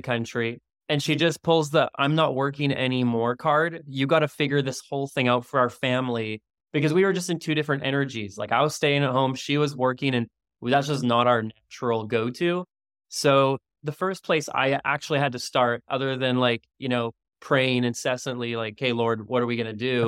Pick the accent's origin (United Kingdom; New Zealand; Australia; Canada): Canada; now in Maui, United States; I'm Canadian originally